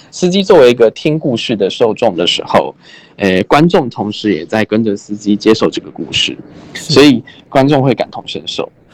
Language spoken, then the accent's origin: Chinese; Keelung, Taiwan; 我是基隆出生，然后我住的地方很，有渔港